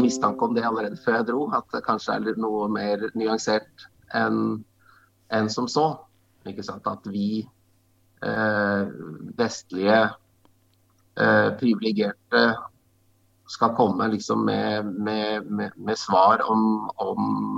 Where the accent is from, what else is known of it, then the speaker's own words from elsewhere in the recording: Norway; jeg vokste opp ute i, på, på Solumstrand på Åskollen